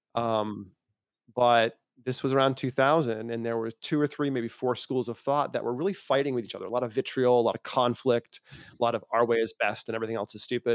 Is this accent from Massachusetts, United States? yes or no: yes; Massachusetts, United States; also born or lived in Maine; I was born in Maine, grew up in Massachusetts in a farming town that had more cows than people